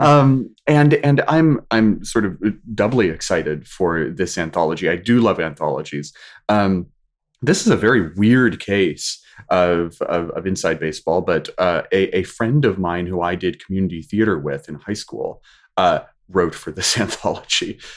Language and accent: English; Washington, United States; moved away as an adult; also born or lived in California; Whenever I came back home from California, turned to Washington State